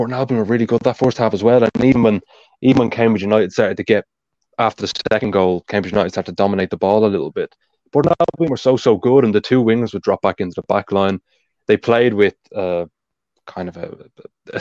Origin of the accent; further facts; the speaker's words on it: Ireland; accent: Irish; being Irish, of course, you can tell by my accent